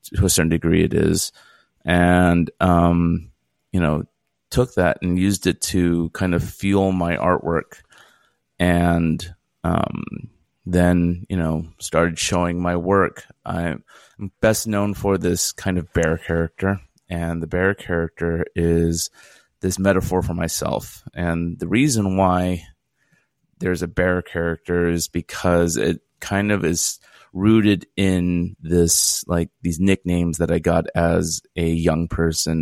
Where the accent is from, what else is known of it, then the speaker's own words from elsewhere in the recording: Fresno, California, United States; moved away as an adult; also born or lived in Philadelphia / San Luis Obispo; now in Los Angeles, United States; I was born in Philadelphia in 1973. And, um, but three months later, I was moved to the city of Fresno, California, where I spent the next 18 years, um, you know, kind of growing up